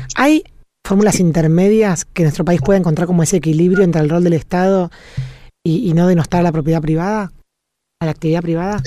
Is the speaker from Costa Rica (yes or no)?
no; Argentina; nosotros como argentinos